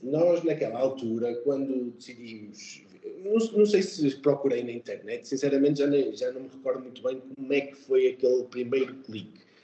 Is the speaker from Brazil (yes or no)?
no; Portugal; moved away as an adult; also born or lived in England; now in Riyadh, Saudi Arabia; sempre me senti bem-vindo aqui uh, como português